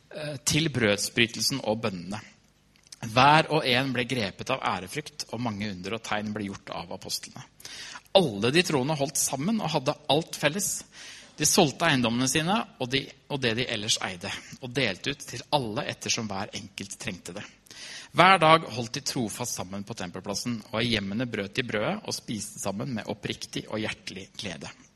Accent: Trysil, Innlandet, Norway; Jeg har vokst opp i Trysil, kommer fra Trysil

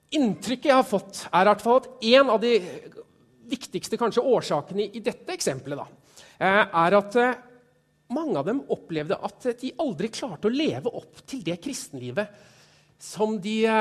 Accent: Stokke, Vestfold, Norway; Jeg kommer fra Stokke, tidligere Stokke kommune

